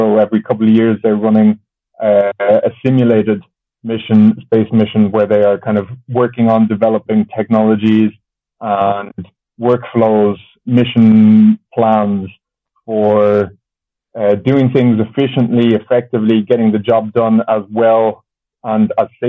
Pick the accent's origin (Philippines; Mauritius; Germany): Germany; born there; also born or lived in Japan / Ireland; So I was born in Germany, but both my parents are Irish, which makes me, that's what makes me Irish.